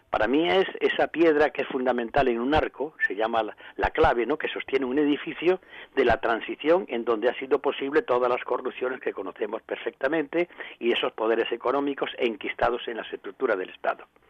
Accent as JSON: {"language": "Spanish", "town": "Córdoba", "region": "Andalusia", "country": "Spain", "said": "por aquí, por mi tierra"}